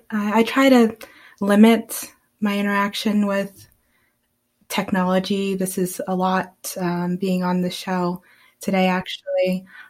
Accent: Tobaccoville, North Carolina, United States; Unfortunately, my family actually grows tobacco. I'm from Tobaccoville.

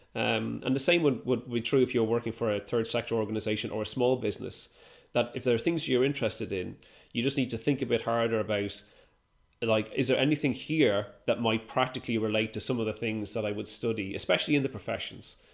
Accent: Ireland; now in United Kingdom; I'm Irish

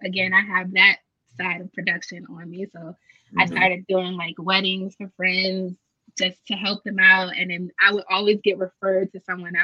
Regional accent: United States; we're from America

